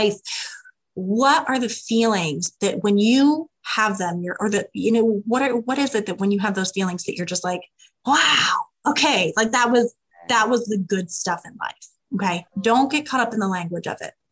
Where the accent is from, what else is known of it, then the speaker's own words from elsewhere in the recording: Midwest, United States; I'm from the Midwest. I'm a farm girl